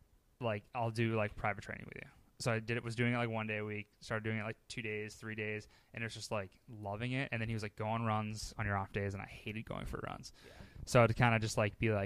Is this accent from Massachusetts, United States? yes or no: yes; Boston, Massachusetts, United States; I'm born and raised Boston.